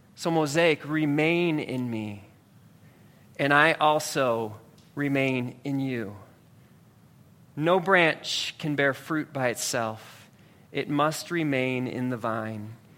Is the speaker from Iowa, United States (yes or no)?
no; Ohio, United States; moved away as an adult; now in New Jersey, United States; I'm from Ohio